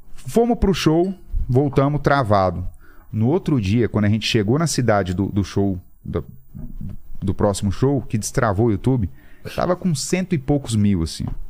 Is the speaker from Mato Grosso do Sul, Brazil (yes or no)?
yes; Campo Grande, Mato Grosso do Sul, Brazil; eu sou nascido em Campo Grande, no Mato Grosso do Sul.